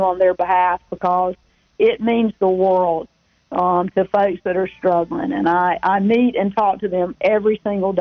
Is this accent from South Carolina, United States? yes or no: yes; Rock Hill, South Carolina, United States; my hometown of Rock Hill